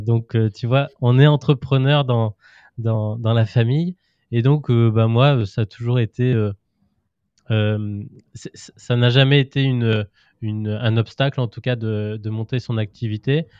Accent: Auvergne-Rhône-Alpes, France; moved away as an adult; now in Brittany, France; moi je suis auvergnat d'origine

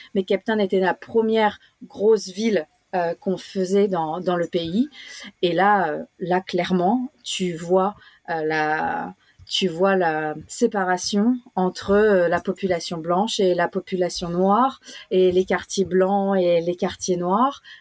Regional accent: France; moved away as an adult; now in Australia; nous, en tant que Français de, de France, on a eu un, un cours euh, apartheid dans nos cours d'histoire, que ce soit au collège ou au lycée

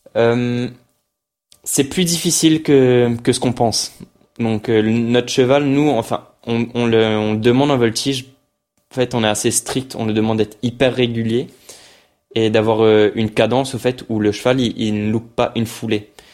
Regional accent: Mauritius; now in France; pour l'île Maurice c'était vraiment une fierté pour moi pour mon pays

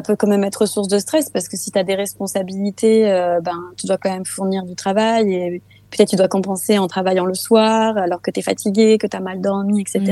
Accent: France; moved away as an adult; now in Denmark; je suis française, mais mon père est danois

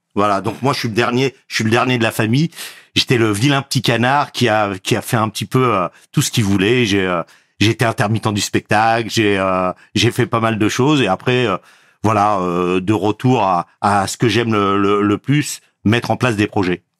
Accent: Garges-lès-Gonesse, Île-de-France, France; J'ai grandi à Garges-Gonesse, dans le quartier de Dame-Blanche-Nord, communément appelé la zone 4

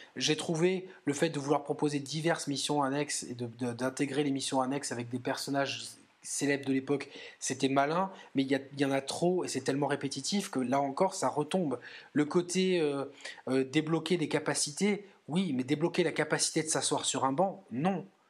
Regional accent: southern France, France; nous qui sommes deux sudistes

